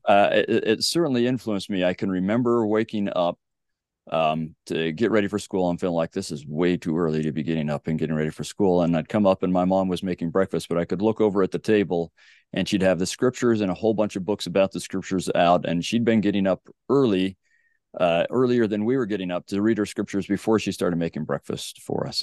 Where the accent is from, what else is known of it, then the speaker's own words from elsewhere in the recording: Sandy, Utah, United States; So I grew up in Sandy, Utah.